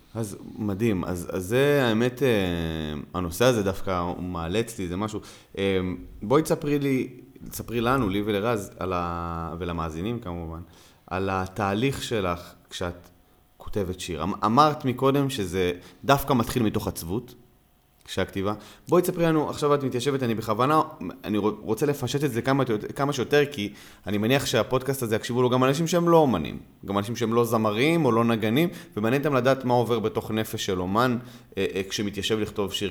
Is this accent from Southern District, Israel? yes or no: yes; Gan Yavne, Southern District, Israel; אני גדלתי בגני יבנה